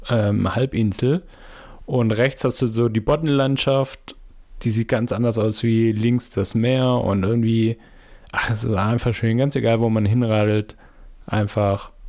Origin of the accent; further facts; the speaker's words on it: Southern Germany, Germany; Und ich als Süddeutscher fand es auch total genial, wie viele redgedeckte Häuser es da gibt.